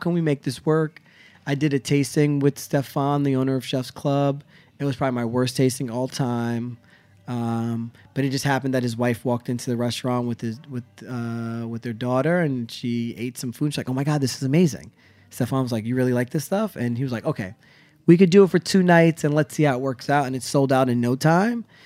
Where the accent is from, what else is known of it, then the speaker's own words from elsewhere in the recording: the Poconos, Pennsylvania, United States; moved away; I grew up in the Poconos.